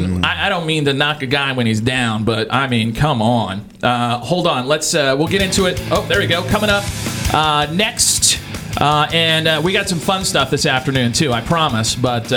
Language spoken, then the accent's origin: English; Louisiana, United States; moved away; I grew up in Louisiana